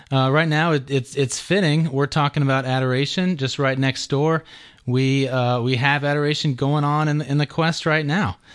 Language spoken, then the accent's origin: English; Georgia, United States; So um, uh, I grew up here in Georgia and I uh, went to St. Pius High School.